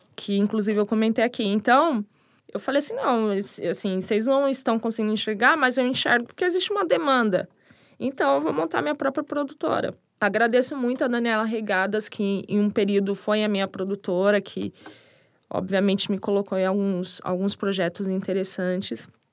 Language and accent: Portuguese; São Bernardo do Campo, São Paulo, Brazil; Na cidade onde eu nasci, que é São Bernardo, que eu sou apaixonada. Tenho muito orgulho de ter nascido ali, porque é um dos berços do hip hop também. E cresci nesse lugar